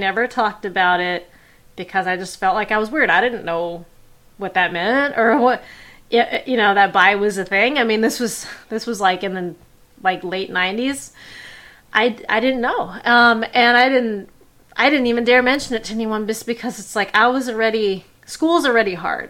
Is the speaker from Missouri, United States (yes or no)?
no; Bay Area, California, United States; I was raised in the Bay Area